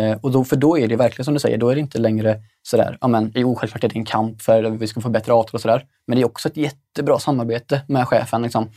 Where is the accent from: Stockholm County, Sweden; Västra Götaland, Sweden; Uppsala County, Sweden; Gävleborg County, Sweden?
Västra Götaland, Sweden; Stenungsund; fabrikerna i Stenungsund där jag kommer ifrån